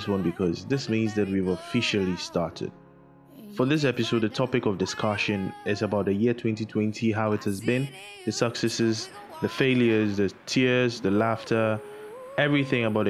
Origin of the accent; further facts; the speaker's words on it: Takoradi, Western Region, Ghana; moved away as an adult; also born or lived in Accra; I'm from Takrady